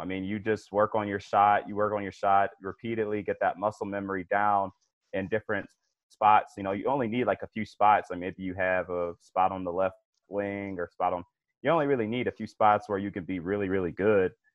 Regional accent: Cleveland, Ohio, United States; I'm from Cleveland

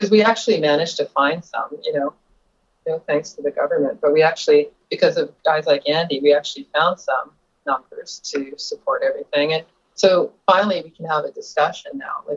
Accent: Vancouver, British Columbia, Canada; I was born in Dunbar. I mean, I was raised in Dunbar. I was born at BGH.

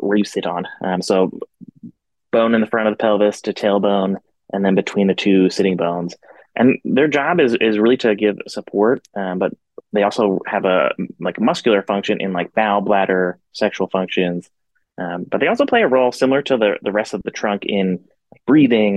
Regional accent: Philadelphia, Pennsylvania, United States; moved away as an adult; now in Portland, Maine, United States; I am originally from Philadelphia.

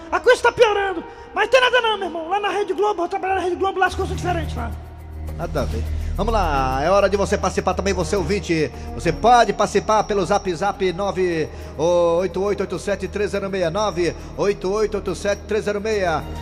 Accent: Ceará, Brazil; Eu sou cearense, eu moro aqui há 12 anos.

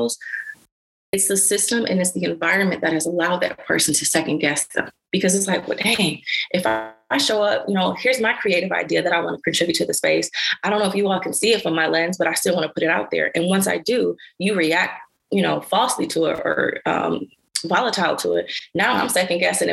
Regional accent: Detroit, Michigan, United States; I'm from Detroit, Michigan, and I'm from Schoolcraft

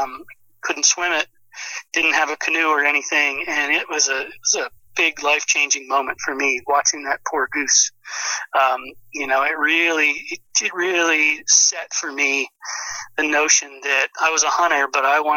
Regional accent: Pennsylvania, United States; moved away as an adult; also born or lived in Oklahoma / Texas / upstate New York; I grew up here in Pennsylvania

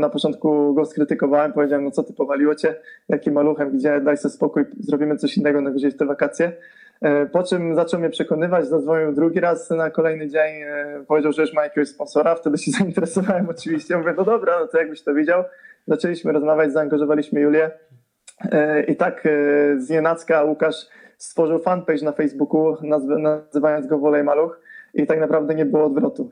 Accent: Zbąszyń area, Greater Poland, Poland; now in Poznań, Poland; pochodzę ze Zbąszczyzny, a mieszkam w Terezpoznaniu

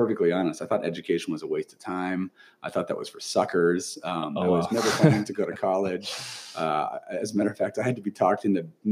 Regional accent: Lodi, California, United States; also born or lived in Fresno, California / Oregon / Boston; I grew up in Lodi, California

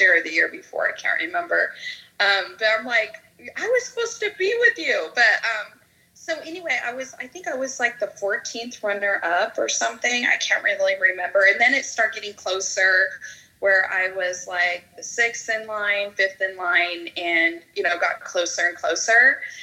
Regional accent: Idaho, United States; moved away; Idaho, where, which is my hometown

